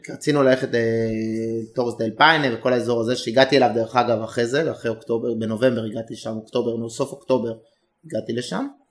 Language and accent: Hebrew; Israel; אנחנו שלושה ישראלים